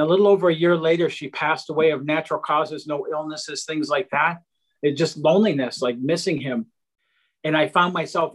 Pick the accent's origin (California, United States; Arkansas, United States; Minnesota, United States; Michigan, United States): Michigan, United States; outside of Detroit; I grew up in outside of Detroit, Michigan, in a really low income blue collar family